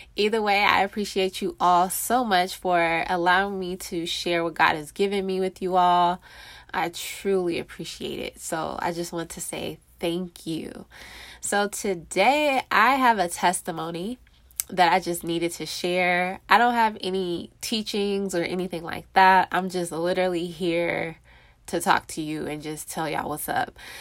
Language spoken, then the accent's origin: English; California, United States; moved away as an adult; now in Texas, United States; I'm from California